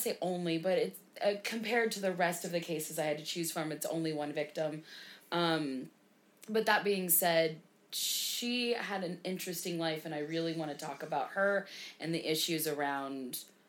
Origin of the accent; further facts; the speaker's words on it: United States; Because, again, we're American.